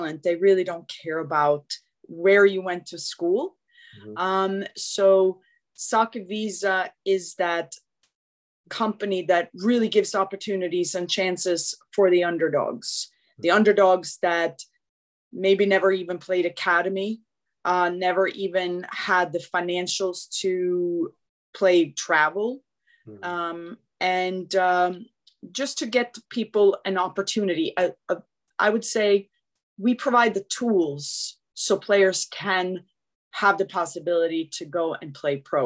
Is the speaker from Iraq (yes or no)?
no; Sweden; moved away as an adult; now in United States; I was born and raised in Sweden and didn't play football. I moved to the U.S. when I was 18 years old